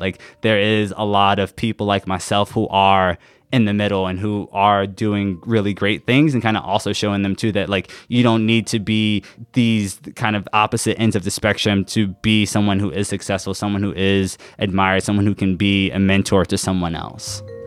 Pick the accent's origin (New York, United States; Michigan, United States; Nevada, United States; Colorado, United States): New York, United States; New York City; moved away as an adult; now in Washington, D.C., United States; I'm originally from Queens, New York.